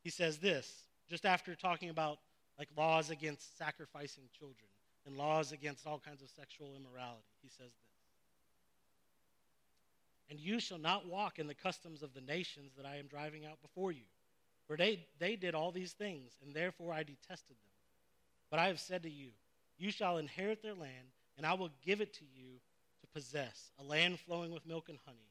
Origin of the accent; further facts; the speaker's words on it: Phoenix, Arizona, United States; I didn't realize it like until more recent years how much prejudice I was raised in. Like how much prejudice was in our culture. And not just in the South. I'm from Phoenix, Arizona.